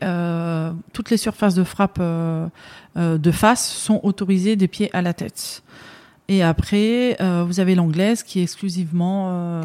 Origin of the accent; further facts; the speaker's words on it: Aubervilliers, Île-de-France, France; also born or lived in Saint-Denis / Pierrefitte / Paris; je suis née à Saint-Denis et j'ai grandi en partie à Pierrefitte. Ensuite, à l'âge de 5 ans, on, on a déménagé à Aubervilliers où j'ai fait une grande partie de, de ma jeunesse euh, jusque l'âge de 18 ans